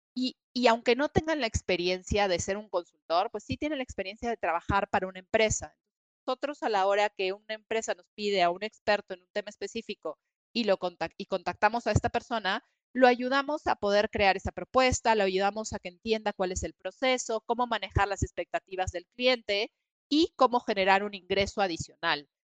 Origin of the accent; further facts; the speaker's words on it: Peru; moved away as an adult; also born or lived in New York; now in Mexico City, Mexico; soy peruana originalmente, estudié allá y después de un tiempo en Perú decidí irme a estudiar una maestría